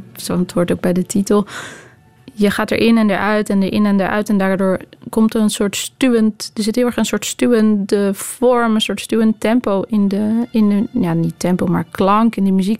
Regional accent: Netherlands; in Nederland, waar ik vandaan kom

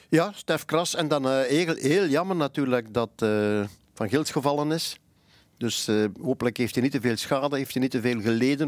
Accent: Flanders, Belgium; ik ben Vlaming

